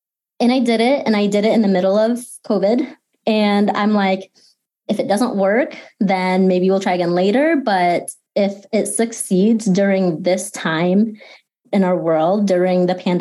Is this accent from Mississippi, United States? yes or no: no; Grand Rapids, Michigan, United States; also born or lived in Philippines; I am based here in Grand Rapids. I've been here pretty much my entire life. I was born in the Philippines and I lived there for the first 5-6 years of my life before we moved here